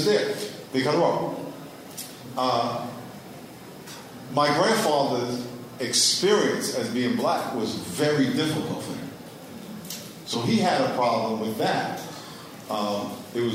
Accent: New York, United States; moved away as an adult; also born or lived in Connecticut / California; I grew up in New York, and I went to school in Connecticut

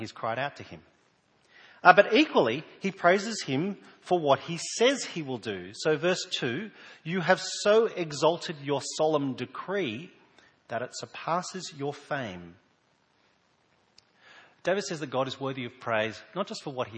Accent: New South Wales, Australia; now in South Australia, Australia; I was born in New South Wales and moved here a number of years ago

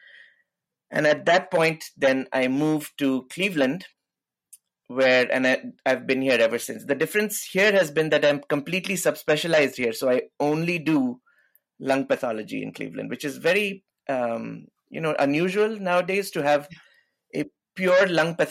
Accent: New Delhi, Delhi, India; moved away as an adult; also born or lived in Syracuse, New York; now in United States; I am actually from... originally from India, as you can tell. I was born in New Delhi, raised there

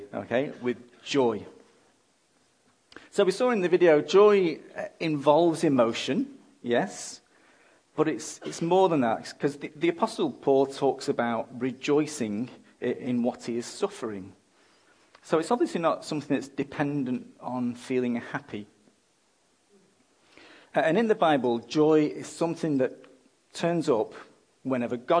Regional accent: England, United Kingdom; now in Australia; I'm an Englishman

